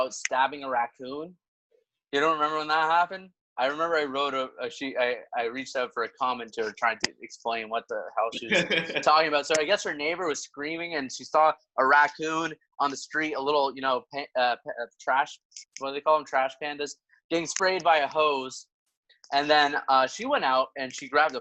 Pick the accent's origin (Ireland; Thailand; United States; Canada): Canada; Windsor, Ontario; I'm from Windsor